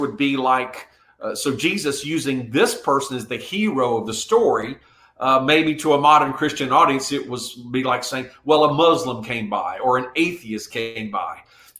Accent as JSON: {"language": "English", "country": "South Korea", "tie": "born or raised there", "moved": "yes", "said": "I was raised in Korea. And at that time, Korea was a very poor country."}